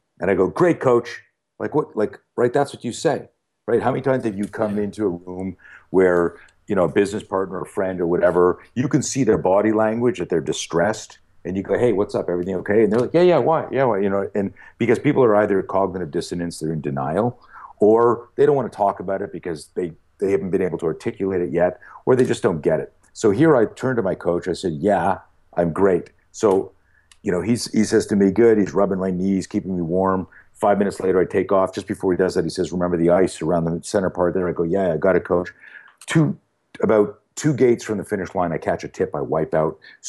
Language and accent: English; Canada; When I grew up in Canada. And in Canada, you're either a skier or a skater, and I grew up on skis.